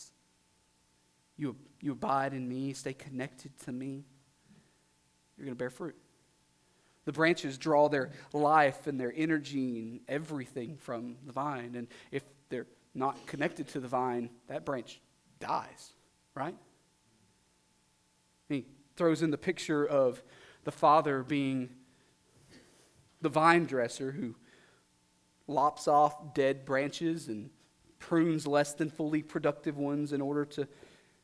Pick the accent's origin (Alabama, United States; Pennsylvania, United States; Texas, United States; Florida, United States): Texas, United States; Southeast; I'm from Southeast Texas